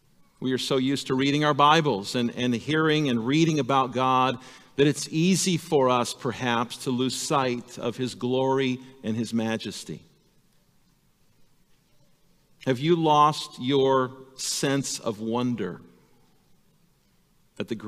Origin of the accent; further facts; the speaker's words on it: El Segundo, California, United States; now in Ripon, United States; I grew up in Southern California, in a little town called El Segundo